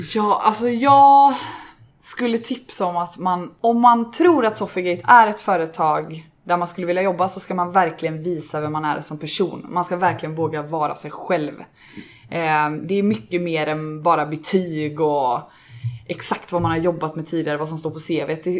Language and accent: Swedish; Gothenburg, Västra Götaland, Sweden; Också ursprungsgöteborgare